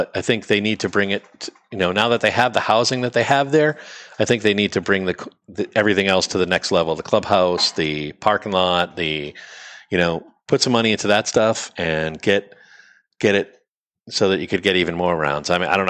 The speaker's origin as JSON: {"language": "English", "town": "Haverhill", "region": "New Hampshire", "country": "United States", "said": "I'm from Haverhill, New Hampshire."}